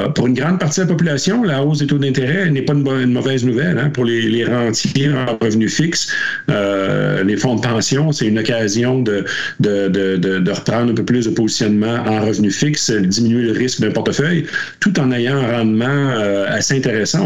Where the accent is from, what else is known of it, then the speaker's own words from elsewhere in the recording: Quebec, Canada; on le voyait près de chez nous au Québec avant la pandémie